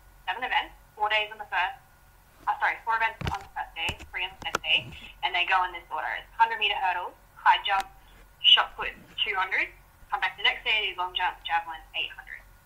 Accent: Townsville, Queensland, Australia; See, where I'm from, so I'm from Townsville.

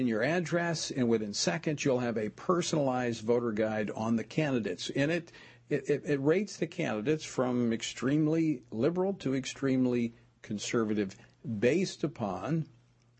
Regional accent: Oklahoma, United States; now in Louisiana, United States; when I was in high school growing up in Oklahoma, I worked in the oil field during the summers.

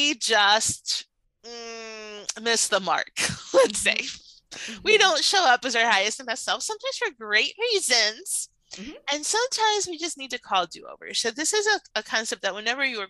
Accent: Puerto Rico; I'm Cuban American. I was born in Puerto Rico.

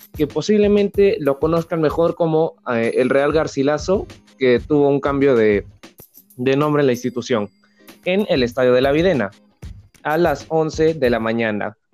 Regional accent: Peru

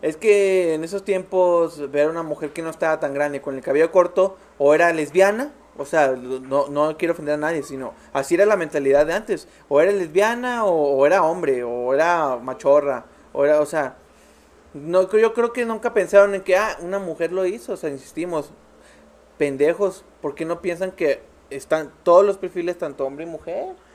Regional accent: Mexico; also born or lived in Mazatlán

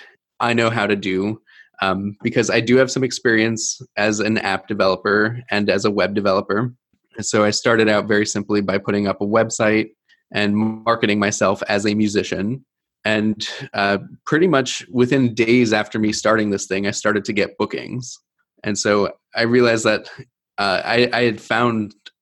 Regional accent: East Coast, United States; moved away as an adult; now in Milwaukee, United States; I was born and raised on the East Coast, took me into the Midwest.

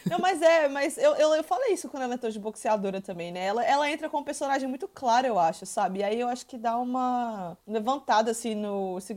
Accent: Minas Gerais, Brazil; eu que sou de Minas Gerais

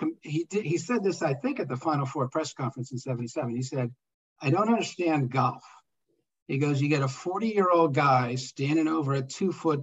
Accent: Norristown, Pennsylvania, United States; I grew up outside of Philly. Near Norristown

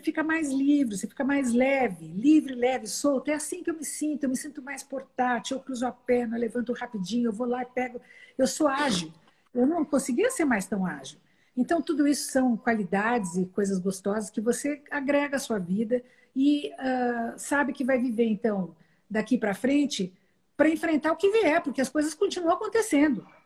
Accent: São Paulo, Brazil; born there; nasci em São Paulo, no dia da fundação da cidade de São Paulo

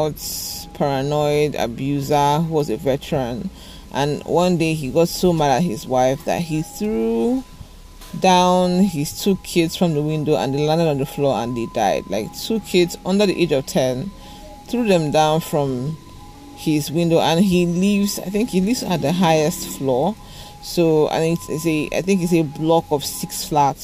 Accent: Nigeria; I'm a Nigerian

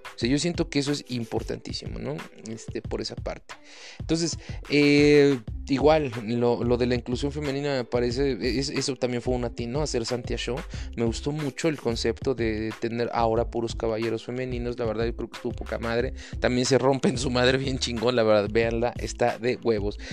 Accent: Mexico; lo digo como, como mexicano, cabrón, como latino.

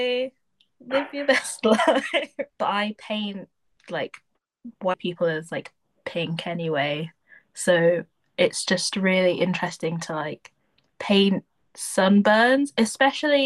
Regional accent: Deeping, East of England, United Kingdom; also born or lived in Spalding / Peterborough; I grew up in Deep. I went to like primary school in Deeping, then I went to secondary school in Spalding, but I'm from Peterborough

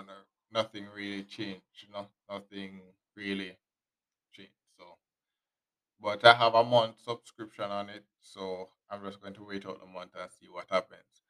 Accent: Jamaica; us Jamaican

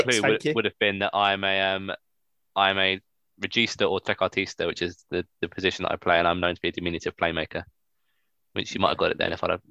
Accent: Sheffield, Yorkshire and the Humber, United Kingdom; born there; I was born in Sheffield, England.

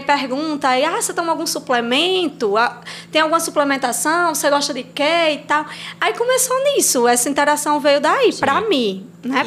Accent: Assu, Rio Grande do Norte, Brazil; moved away as an adult; also born or lived in Pataxó; now in Angicos, Brazil; Não sou daqui de Angicos, né? Eu vim. Sempre estudei, morei em Assu

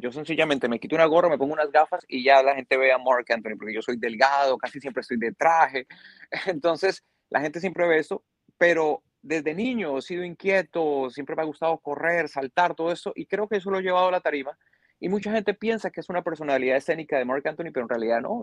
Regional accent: Bogotá, Colombia; yo soy bogotá, bogotano criado y nacido.

